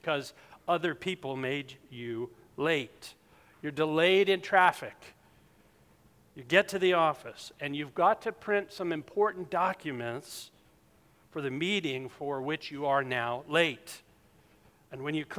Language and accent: English; South Carolina, United States; moved away; I'm from South Carolina